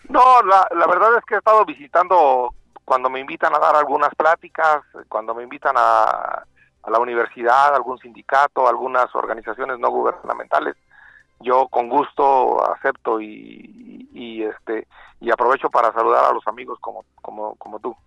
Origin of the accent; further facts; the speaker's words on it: Michoacán, Mexico; yo soy de Michoacán, soy vecino de Querétaro